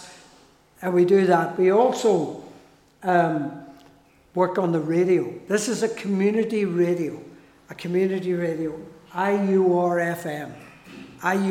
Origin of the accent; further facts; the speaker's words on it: Newry, Northern Ireland, United Kingdom; also born or lived in Fermanagh; My wife Grace is from Kilray in County Derry, and I'm from Newry.